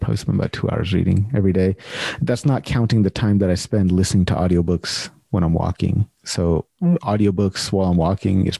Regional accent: United States; moved away as an adult; now in Canada; I'm born and raised in the States

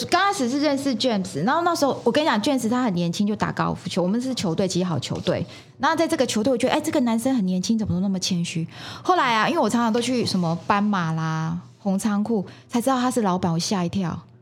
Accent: Yunlin County, Taiwan; now in Zhubei, Taiwan; 因为我是是。云林人，来这边住二十啊。年了

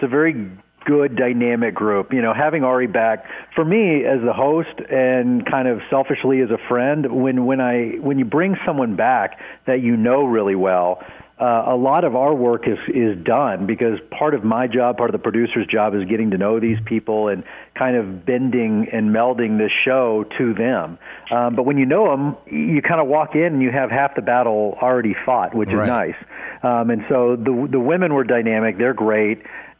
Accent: Dallas, Texas, United States; Born and raised in Dallas.

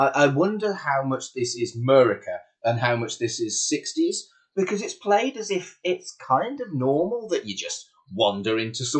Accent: United Kingdom

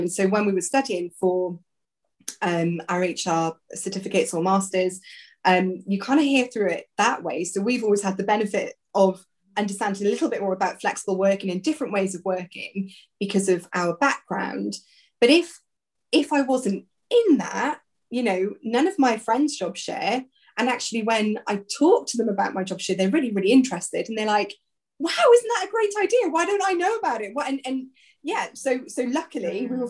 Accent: South Wales, United Kingdom; now in Kent, United Kingdom; originally I'm from South Wales

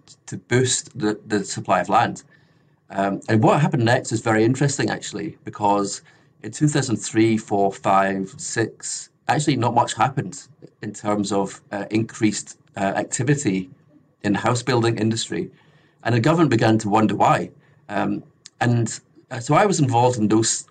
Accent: Scotland, United Kingdom; now in Australia; So I'm from the UK originally. I'm from Scotland

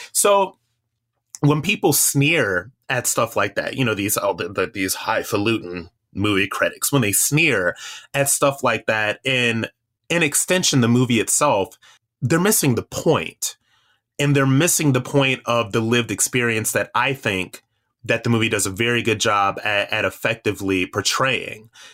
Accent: Akron, Ohio, United States; I am from Akron, Ohio.

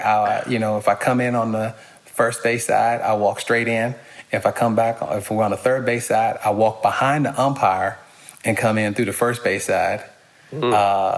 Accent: Pittsburgh, Pennsylvania, United States; born there; because I was born outside of Pittsburgh. And my entire family, except like three people, are diehard Steeler fans.

